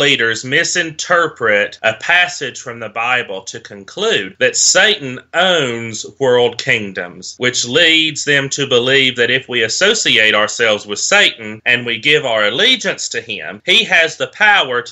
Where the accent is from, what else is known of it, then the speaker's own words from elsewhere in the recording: Appalachia, United States; I'm from Appalachia